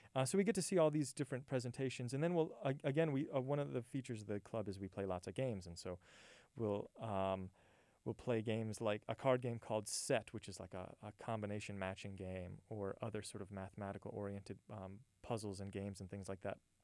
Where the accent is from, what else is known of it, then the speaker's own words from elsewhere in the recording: Hammond, Louisiana, United States; moved away as an adult; also born or lived in New Orleans, Louisiana; now in San Angelo, United States; So I'm born and raised in Louisiana, actually, uh, born right outside New Orleans, and then grew up in a town called Hammond, Louisiana